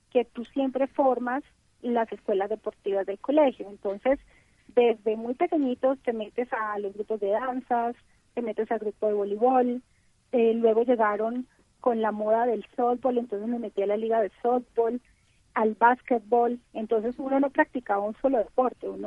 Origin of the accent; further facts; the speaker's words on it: Cali, Valle del Cauca, Colombia; en Cali, una ciudad muy calurosa, donde jugábamos en la calle